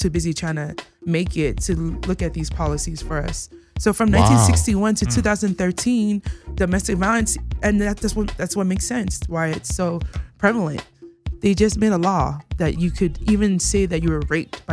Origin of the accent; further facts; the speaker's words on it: United States; they didn't grow up with me in America